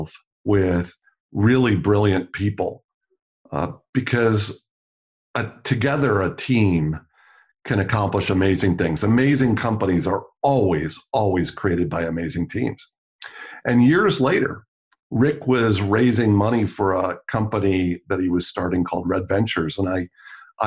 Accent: Milwaukee, Wisconsin, United States; I grew up in Milwaukee watching The Crusher every Friday night

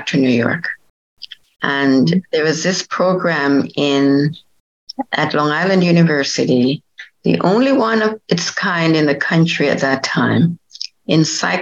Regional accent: Jamaica; moved away as an adult; also born or lived in Washington, D.C. / Edwardsville, Illinois; I was born in Jamaica and went to high school there

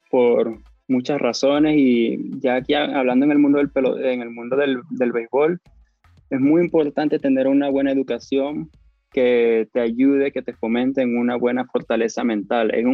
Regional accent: Brazil; accent: Brazilian; Spanish is a second language; Tengo el acento brasileño, me han dicho eso en el pasado.

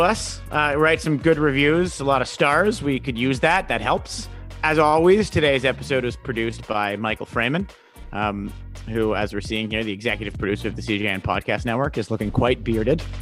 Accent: Toronto, Ontario, Canada; we're from Toronto. Our podcast is based out of Toronto.

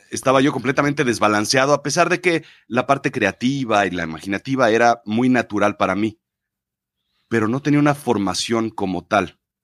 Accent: Mexico; yo nazco en México, soy mexicano

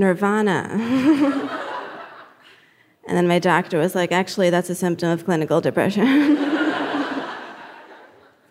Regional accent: New Jersey, United States; I'm from Jersey

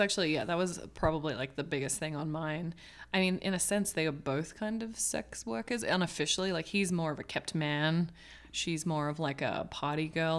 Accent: Hong Kong; now in Los Angeles, United States; growing up in Hong Kong

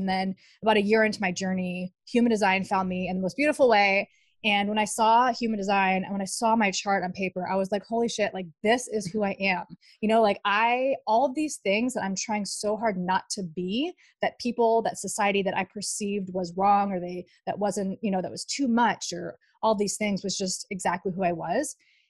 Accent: Dubai, United Arab Emirates; and we ended up in Dubai. So I grew up in Dubai. My dad worked for Ford.

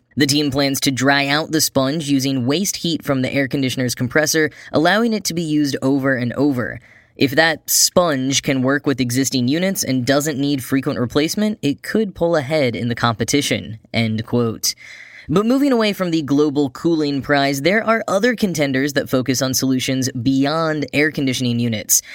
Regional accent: Grapevine, Texas, United States; Wally Funk is from my hometown, probably the first person from Grapevine, Texas to go to space

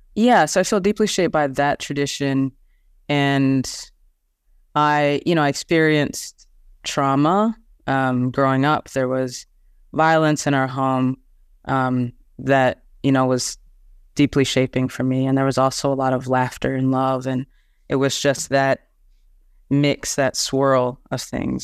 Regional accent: Texas, United States; I'm from the Southern United States and from uh, a, a town in Texas

